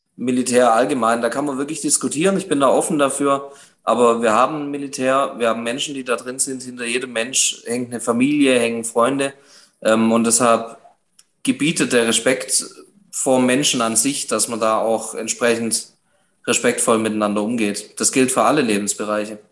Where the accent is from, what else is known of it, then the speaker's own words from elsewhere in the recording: Göppingen, Baden-Württemberg, Germany; also born or lived in Titisee-Neustadt; Ich möchte OB werden von meiner Heimatstadt, nicht irgendwo, ähm, sondern wirklich von Göppingen